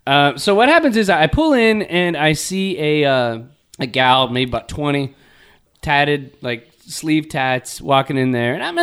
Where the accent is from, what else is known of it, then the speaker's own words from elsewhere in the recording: Torrance, California, United States; I was in Torrance, my hometown, growing up.